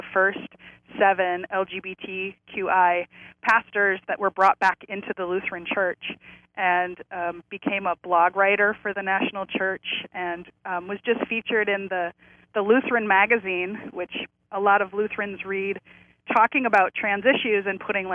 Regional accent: South Dakota, United States; moved away; also born or lived in Berkeley; I grew up in South Dakota

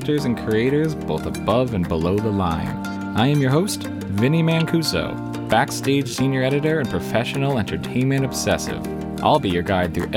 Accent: New Jersey, United States; I am cursed to sound like I was born and raised in New Jersey my entire life

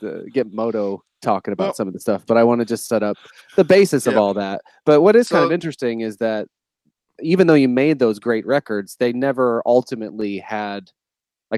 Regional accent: Northeast Ohio, United States; also born or lived in North Carolina; We grew up together in Northeast Ohio

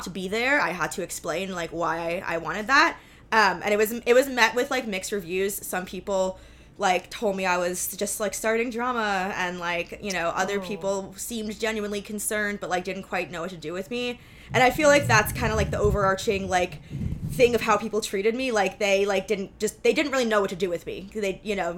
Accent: New York City, New York, United States; I'm from New York City

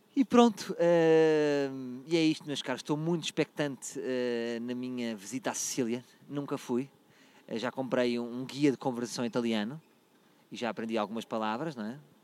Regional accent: Portugal; Sou português

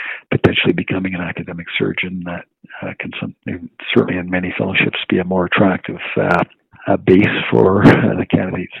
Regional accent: Moncton, New Brunswick, Canada; moved away as an adult; also born or lived in Halifax; I grew up in a small city called Moncton, New Brunswick

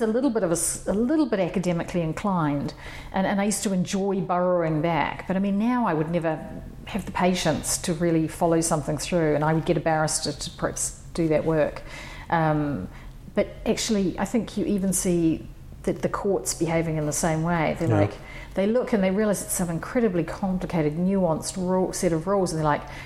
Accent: New Zealand; moved away as an adult; also born or lived in New York; I was born in New Zealand, and I studied in New Zealand, my undergraduate

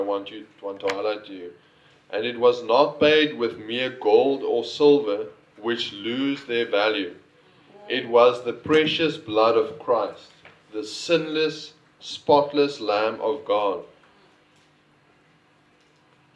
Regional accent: Northern Cape, South Africa; now in Sir Lowry's Pass, South Africa; I come from the Northern Cape

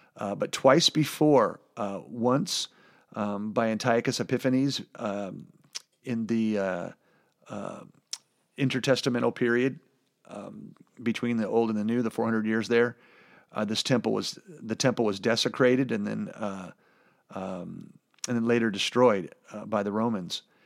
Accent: California, United States; I'm from California

